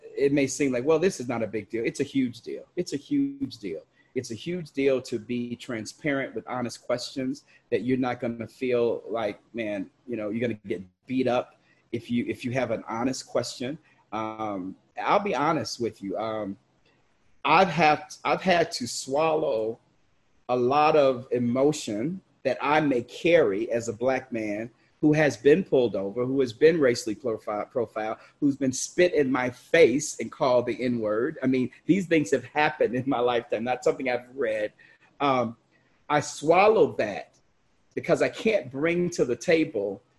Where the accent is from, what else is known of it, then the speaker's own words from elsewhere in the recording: Chicago, Illinois, United States; I grew up in Chicago